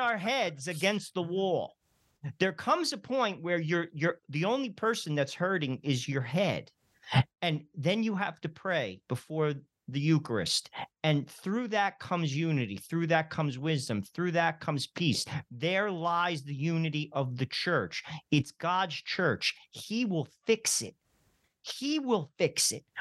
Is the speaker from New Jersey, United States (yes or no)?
yes; New Jersey, United States; I'm from New Jersey